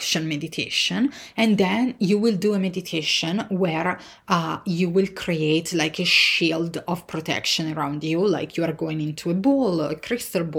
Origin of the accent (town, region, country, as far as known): Italy; born or raised there; moved away